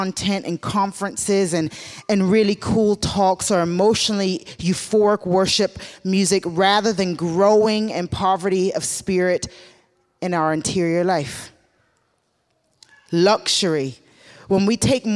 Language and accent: English; the South, United States; growing up in the South in the black community